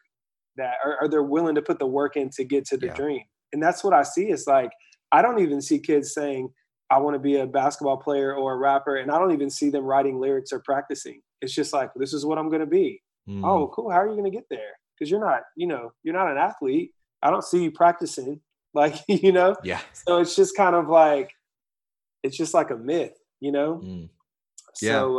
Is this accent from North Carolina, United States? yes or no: yes; Asheville, North Carolina, United States; I grew up in Asheville, North Carolina, which is like this mountainous town